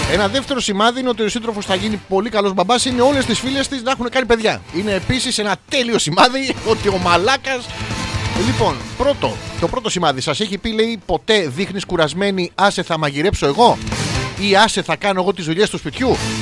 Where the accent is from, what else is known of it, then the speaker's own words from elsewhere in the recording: Athens, Attica, Greece; γεννήθηκα στην Αθήνα